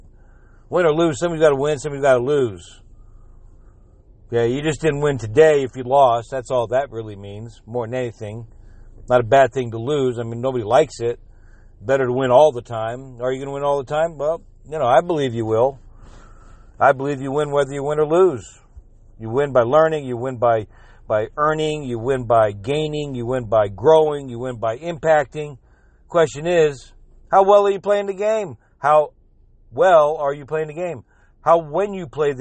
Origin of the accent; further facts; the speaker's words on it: South Florida, United States; I'm from South Florida, but my whole family's from New England